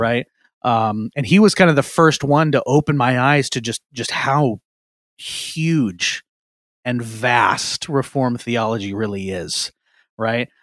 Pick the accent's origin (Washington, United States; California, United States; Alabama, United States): Washington, United States; Eastern; moved away as an adult; now in Seattle area, United States; I grew up in Eastern Washington, moved over to the Seattle area.